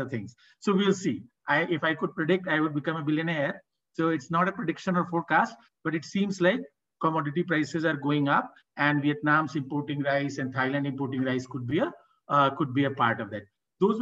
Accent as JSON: {"language": "English", "region": "Bihar", "country": "India", "said": "I am from Bihar"}